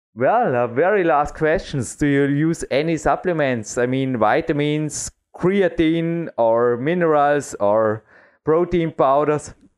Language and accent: English; Dornbirn, Vorarlberg, Austria; English is a second language; We have one of the biggest walls in Austria right here in my hometown